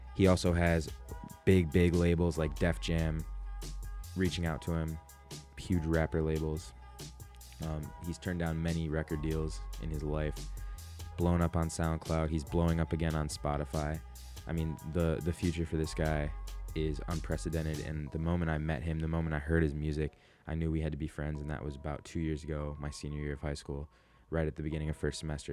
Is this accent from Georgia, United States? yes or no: no; Oak Park, Illinois, United States; my hometown of Oak Park, Illinois